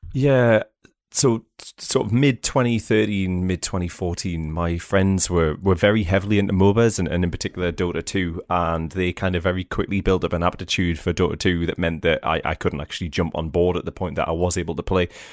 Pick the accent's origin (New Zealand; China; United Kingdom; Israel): United Kingdom; England; I'm from England too